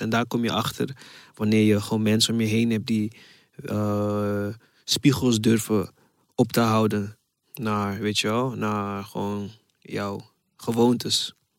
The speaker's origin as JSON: {"language": "Dutch", "country": "Ghana", "moved": "yes", "lives_now": "Netherlands", "said": "ik kom uit Ghana."}